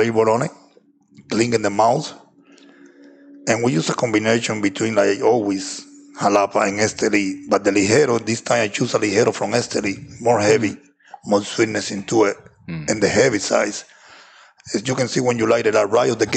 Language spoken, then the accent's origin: English; Cuba; moved away as an adult; also born or lived in Wisconsin; I came out from Cuba in 2008 with no idea I want to get in the cigar business.